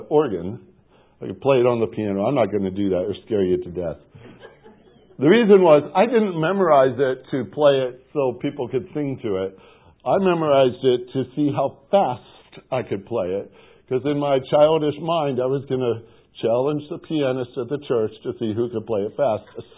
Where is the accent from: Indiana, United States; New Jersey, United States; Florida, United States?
Indiana, United States; Portage; moved away; As a youngster growing up in Portage, Indiana